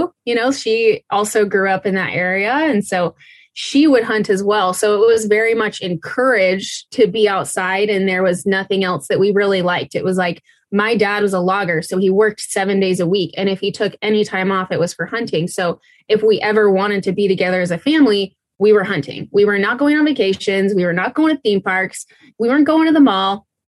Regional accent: Moyie Springs, Idaho, United States; now in Alaska, United States; I grew up in Idaho, actually in Northern Idaho, pretty close to the Canadian and Montana border, kind of right up in that corner in Moye Springs area.

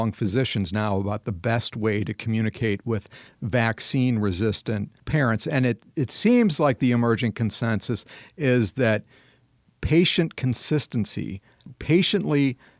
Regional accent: Madison, Wisconsin, United States; This is a big issue in my hometown of Madison, Wisconsin

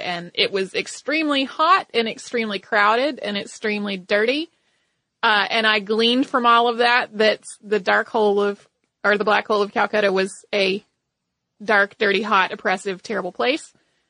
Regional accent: North Carolina, United States; I grew up in North Carolina where the Andy Griffith Show is on TV at all times.

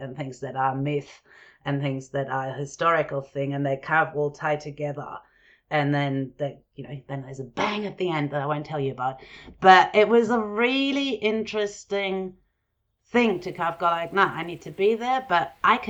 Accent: Germany; also born or lived in Jordan; growing up in Germany and Jordan.

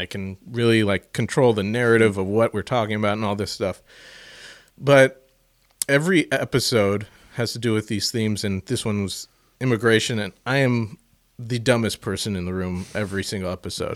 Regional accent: St. Louis, Missouri, United States; I'm from fucking Saint Louis, Missouri

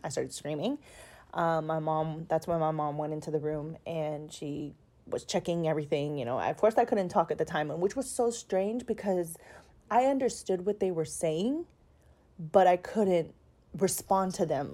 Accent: Houston, Texas, United States; I'm from Houston, Texas

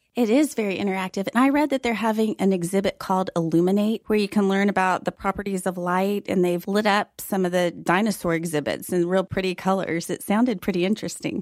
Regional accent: Fort Worth, Texas, United States; now in Dallas, United States; Fort Worth is my hometown

